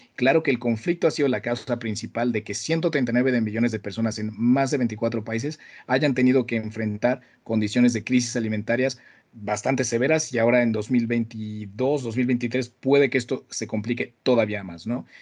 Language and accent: Spanish; Mexico; de donde vengo, ¿no? De, la, Latinoamérica